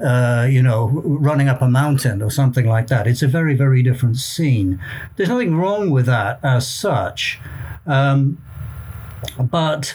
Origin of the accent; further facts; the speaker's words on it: South Wales, United Kingdom; I'm from South Wales, and I was born and brought up there